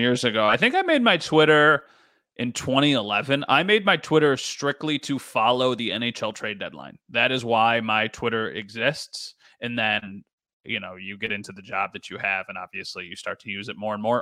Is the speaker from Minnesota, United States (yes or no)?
no; Western New York, United States; I am born and raised in Western New York